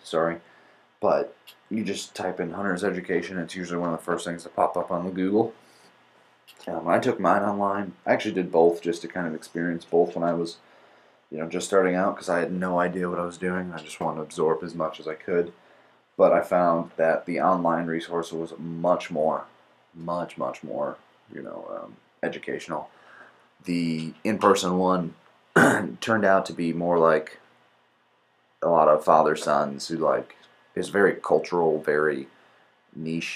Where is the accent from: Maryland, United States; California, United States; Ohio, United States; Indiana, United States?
Indiana, United States; moved away; I'm from Indiana originally